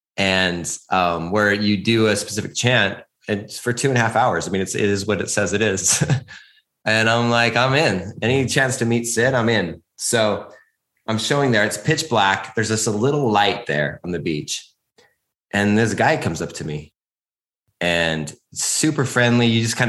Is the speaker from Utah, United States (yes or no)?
yes; Utah, United States; moved away; I actually grew up in Utah.